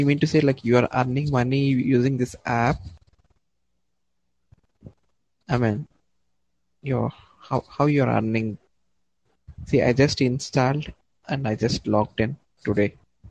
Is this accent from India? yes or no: yes; South India, India; I'm from India.